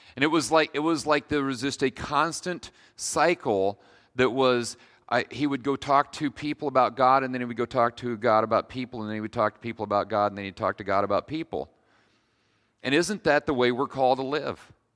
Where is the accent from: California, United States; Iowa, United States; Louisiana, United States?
Iowa, United States; Kalona; also born or lived in Decatur, Iowa; I'm from Kelowna, um, so if you've hung around eastern Iowa very long, you know that Kelowna is full of Amish and Mennonites